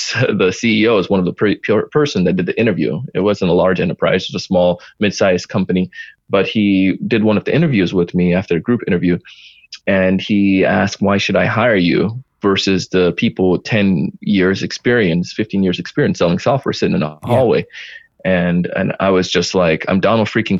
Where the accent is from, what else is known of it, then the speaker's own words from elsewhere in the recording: Jamaica; I did track being Jamaican